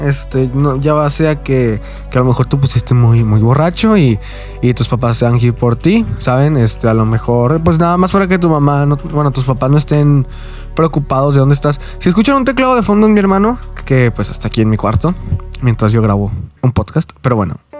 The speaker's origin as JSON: {"language": "Spanish", "country": "Mexico", "said": "yo soy de aquí de México."}